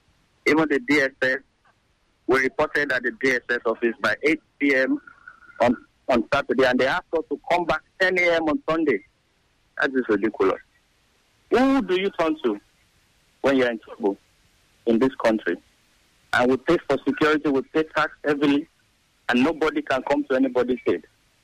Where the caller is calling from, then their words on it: Ekiti, Nigeria; I'm calling from Adoekwe.